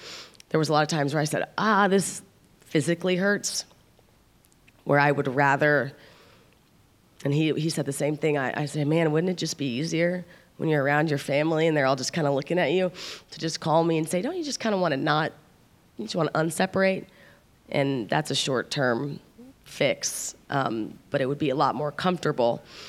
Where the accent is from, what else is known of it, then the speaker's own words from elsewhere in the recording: Midwest, United States; I'm from the Midwest, and that it's a little less unconventional there.